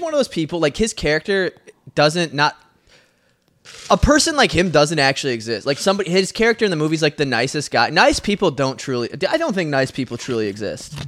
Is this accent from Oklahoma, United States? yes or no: no; Mason City, Iowa, United States; born or raised there; moved away; also born or lived in San Diego / Florida